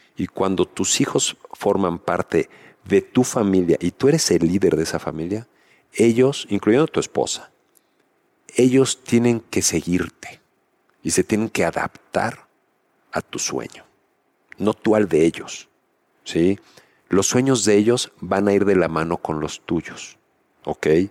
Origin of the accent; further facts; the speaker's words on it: Mexico; como mexicanos